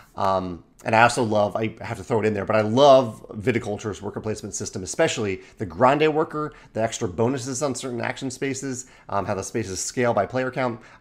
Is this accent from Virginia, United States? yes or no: yes; Chesterfield, Virginia, United States; I grew up in Chesterfield, Virginia, Richmond, Virginia area